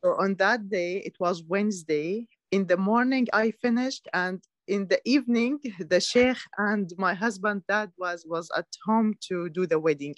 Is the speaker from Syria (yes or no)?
yes; Syria; moved away as an adult; now in United Kingdom; I was born in Syria, lived yeah. all my life in Syria